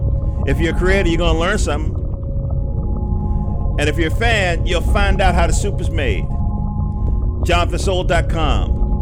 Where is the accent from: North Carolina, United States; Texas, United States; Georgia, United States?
North Carolina, United States; accent: North Carolina; moved away; I moved up in from North Carolina in 70 something